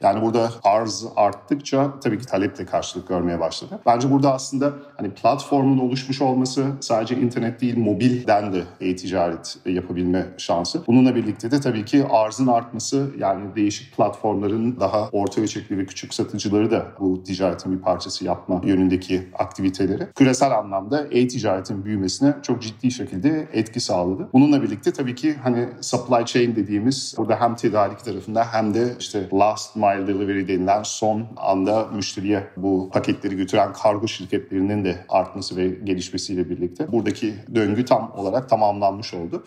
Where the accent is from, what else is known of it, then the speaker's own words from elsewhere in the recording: Germany; moved away as an adult; now in Turkey; Almanya'da doğdum büyüdüm ve 2013 yılında İSKO'yu kurmak için Türkiye'ye geldim.